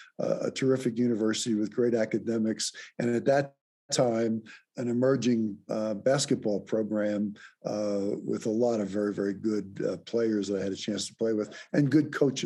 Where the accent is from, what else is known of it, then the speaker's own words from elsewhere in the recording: Philadelphia, Pennsylvania, United States; growing up in Philadelphia in a lower middle class neighborhood. I was fortunate, I went to an Augustinian school